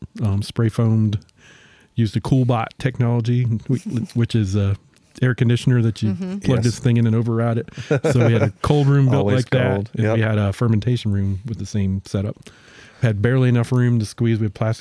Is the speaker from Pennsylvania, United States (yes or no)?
yes; Pennsylvania, United States; now in Roanoke, United States; I'm originally from Pennsylvania